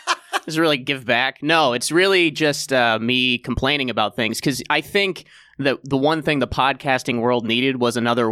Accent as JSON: {"language": "English", "town": "Cincinnati", "region": "Ohio", "country": "United States", "also_born_or_lived": "Columbus, United States", "said": "I came from Columbus, Ohio, which is where I started comedy, originally from Cincinnati, Ohio."}